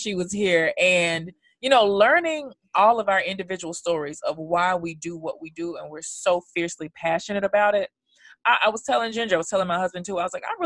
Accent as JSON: {"language": "English", "region": "New York", "country": "United States", "said": "those of us New Yorkers"}